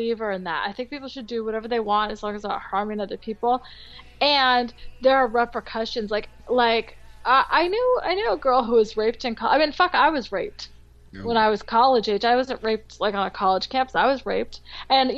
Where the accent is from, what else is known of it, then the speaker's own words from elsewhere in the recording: California, United States; also born or lived in France; I'm a Rican from California.